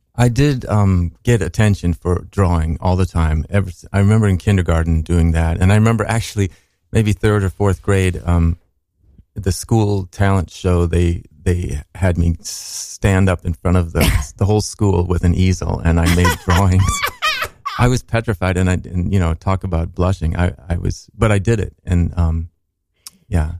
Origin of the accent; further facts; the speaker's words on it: Minneapolis, Minnesota, United States; I said Minnesota, but we were in Minneapolis